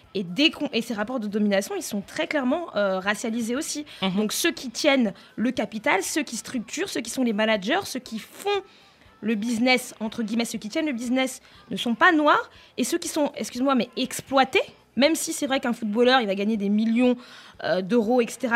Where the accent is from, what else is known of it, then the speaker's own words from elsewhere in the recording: France; je, suis née en France, j'ai grandi en France